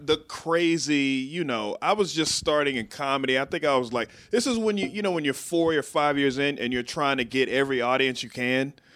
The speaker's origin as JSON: {"language": "English", "town": "Waco", "region": "Texas", "country": "United States", "tie": "born or raised there", "moved": "as an adult", "lives_now": "Washington, D.C. area, United States", "said": "I grew up in Waco"}